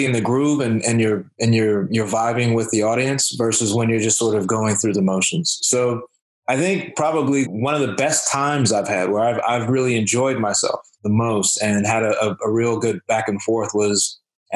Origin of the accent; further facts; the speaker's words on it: United States; I'm from the United States